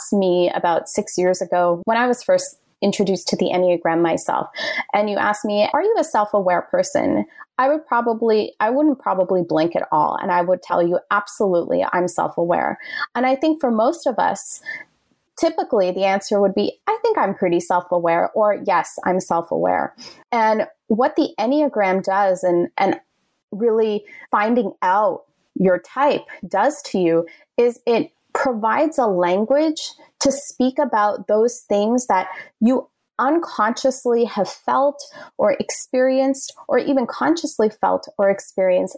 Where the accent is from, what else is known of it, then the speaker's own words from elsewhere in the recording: Canada; moved away as an adult; also born or lived in Toronto / Ottawa; now in New York City, United States; I'm Canadian.